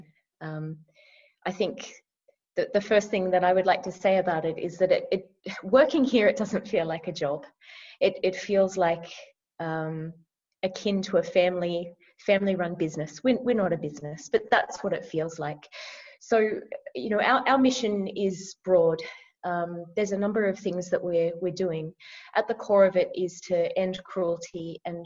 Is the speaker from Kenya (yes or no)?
no; Australia; moved away as an adult; now in Vietnam; So actually, I'm an Aussie. I'm from down under. I'm from Australia.